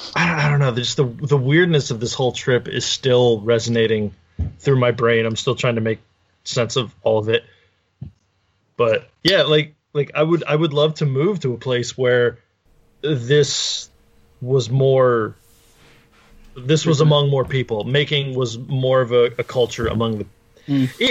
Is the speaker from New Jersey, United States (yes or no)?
yes; New Jersey, United States; also born or lived in Brick, Ocean County, New Jersey